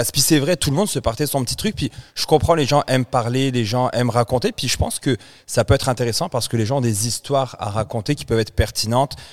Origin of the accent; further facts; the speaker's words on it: France; now in Canada; Je suis Français d'origine là. Je suis canadien. Français d'origine.